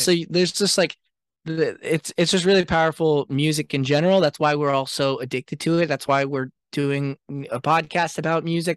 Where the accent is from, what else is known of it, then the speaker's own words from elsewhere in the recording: Seattle, Washington, United States; I grew up in Seattle, which was, like, a really cool music scene